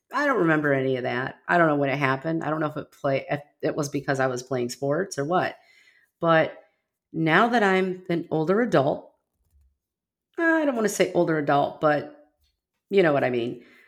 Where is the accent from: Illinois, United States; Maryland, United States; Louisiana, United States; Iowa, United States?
Illinois, United States; Rockford; now in Texas, United States; I grew up in Rockford, Illinois, just outside of Chicago, well, ninety miles from Chicago